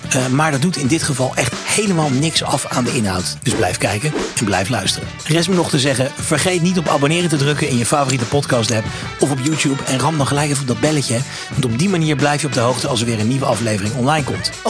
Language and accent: Dutch; Brasschaat, Flanders, Belgium; Ik kom uit Brasschaat. Dat is een eh, gemeente vlak boven